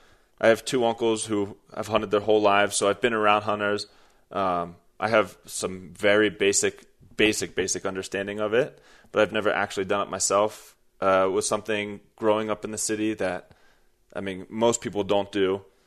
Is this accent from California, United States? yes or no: no; Horsham, Pennsylvania, United States; also born or lived in Philadelphia; I'm 29 years old. I'm from the suburbs of Philadelphia, from a small town called Horsham. I ended up moving to Philadelphia, so I would consider myself definitely more of a city person than outdoors